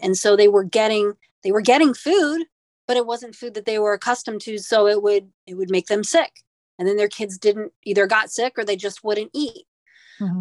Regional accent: Midwest, United States; now in Staten Island, United States; I'm originally from the Midwest

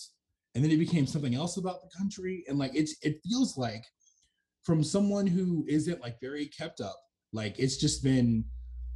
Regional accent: United States

